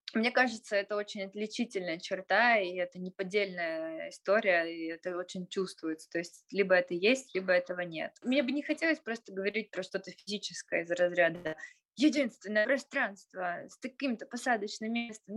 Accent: Tyumen, Tyumen Oblast, Russia; поскольку мы сами представители региона, поскольку мы сами из Тюмени

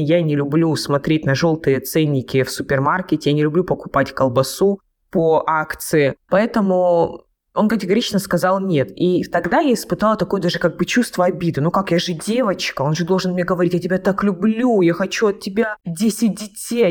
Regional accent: Krasnodar Krai, Russia; я родом с Кубани

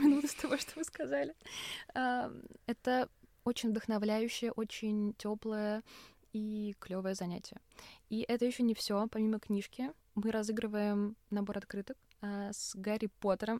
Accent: Russia; я из России

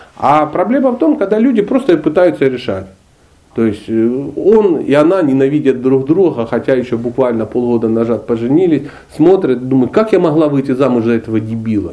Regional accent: Dnipro, Dnipropetrovsk Oblast, Ukraine; born or raised there; moved away as an adult; also born or lived in Karelia / Sochi

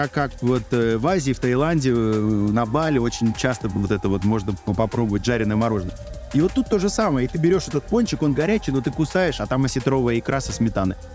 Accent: Moscow, Russia; Я говорю, из Москвы, там такой-то шеф.

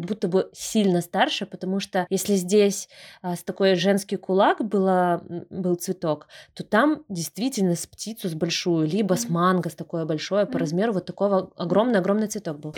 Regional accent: Brest, Brest Region, Belarus; Брест супер зеленый, он реально очень зеленый, и мне кажется, этим уже отличается наш город от многих других

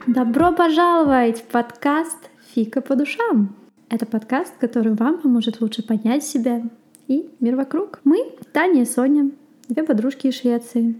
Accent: Russia; moved away as an adult; also born or lived in Sochi, Russia; now in Sweden; Я сама из России

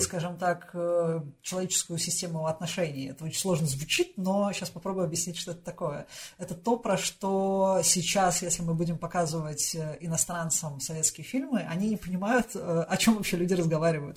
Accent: Russia; also born or lived in Moscow / Voronezh; моё детство прошло немножко в Новогиреево и немножко в Воронежском заводском дворе

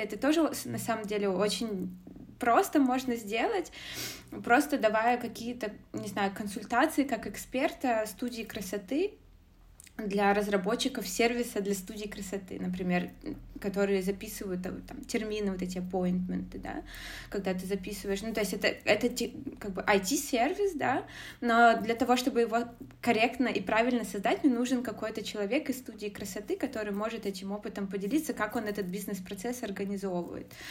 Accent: Zlatoust, Chelyabinsk Oblast, Russia; moved away as an adult; also born or lived in Moscow, Russia; now in Germany; я родом из, э, города Златоуста, Челябинской области, из России

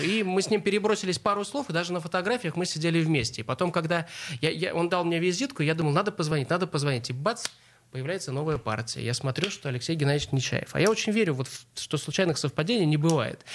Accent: Saint Petersburg, Russia; мы, как петербуржцы, говорим, мы не только культурные, но мы и образовательная столица

